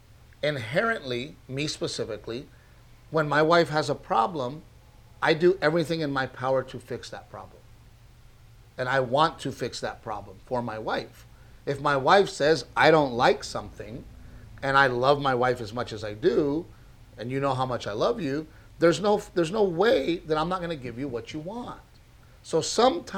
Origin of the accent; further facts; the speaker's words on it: South Texas, United States; growing up in South Texas, we had family and friends